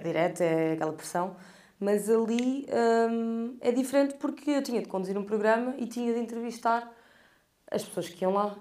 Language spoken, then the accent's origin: Portuguese; Portugal; eu sou portuguesa e eu sou daqui, nasci aqui